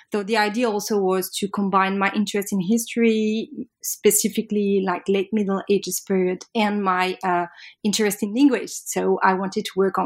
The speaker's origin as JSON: {"language": "English", "town": "Paris", "region": "Île-de-France", "country": "France", "said": "I'm French from Paris"}